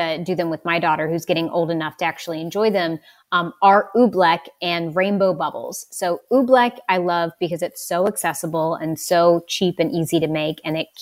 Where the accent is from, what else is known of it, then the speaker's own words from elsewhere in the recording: West Virginia, United States; I'm from West Virginia